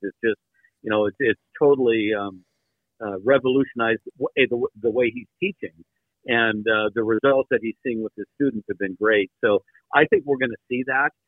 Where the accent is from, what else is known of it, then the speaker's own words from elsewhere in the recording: Midwest, United States; growing up in the Midwest like you guys